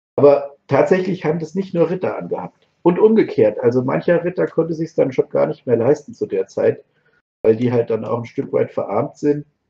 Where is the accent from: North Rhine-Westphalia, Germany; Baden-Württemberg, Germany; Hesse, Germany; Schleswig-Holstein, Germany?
Hesse, Germany; Marburg; ich bin ja aus Marburg